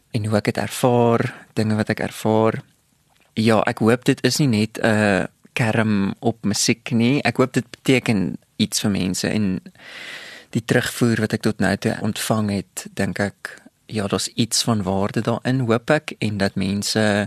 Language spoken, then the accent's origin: Afrikaans; Bloemfontein, Free State, South Africa; ek het groot geword in Bloemfontein